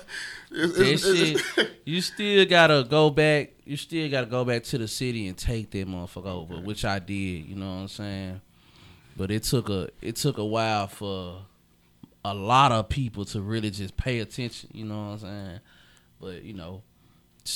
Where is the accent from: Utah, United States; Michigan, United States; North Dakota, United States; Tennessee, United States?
Tennessee, United States; Memphis; I'm from Memphis, Tennessee